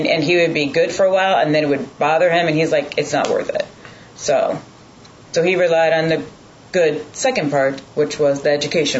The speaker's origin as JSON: {"language": "English", "region": "Arizona", "country": "United States", "said": "I'm from Arizona."}